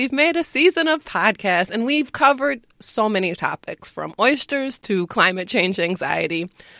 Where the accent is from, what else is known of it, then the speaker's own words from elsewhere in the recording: New Orleans, Louisiana, United States; I'm a comedian. I was born and raised in New Orleans.